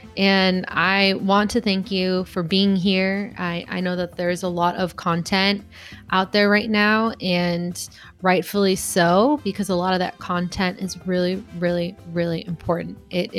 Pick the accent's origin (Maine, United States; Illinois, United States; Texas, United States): Illinois, United States; Chicago; So we're both from the Chicago area.